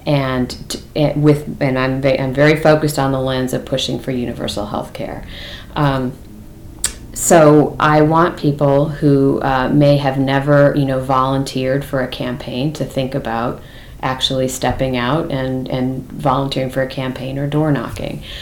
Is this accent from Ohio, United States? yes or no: no; California, United States; moved away; also born or lived in Massachusetts; where I grew up in California